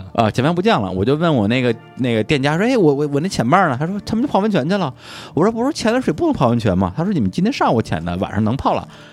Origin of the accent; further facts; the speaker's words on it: China; 我们大陆人